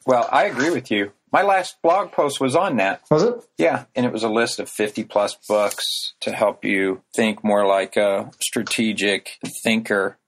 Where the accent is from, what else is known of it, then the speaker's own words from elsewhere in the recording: rural Illinois, United States; now in Chicago, United States; a tractor going around the main square in my hometown that I grew up in.